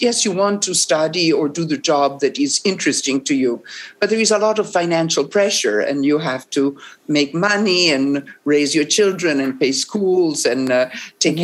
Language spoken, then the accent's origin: English; Rome, Lazio, Italy; English is a second language; I'm from Rome